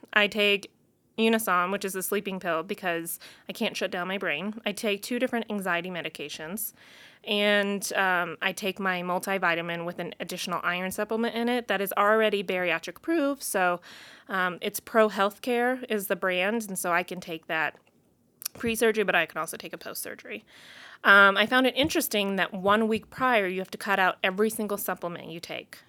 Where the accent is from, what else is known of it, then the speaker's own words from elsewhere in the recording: Missouri, United States; now in Colorado, United States; I'm from Missouri, okay? Like, I'm a Mid-, Midwest girl